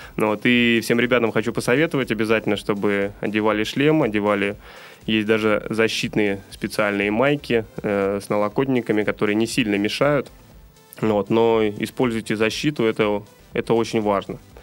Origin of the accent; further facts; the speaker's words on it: Saint Petersburg, Russia; мы с вами из Санкт-Петербурга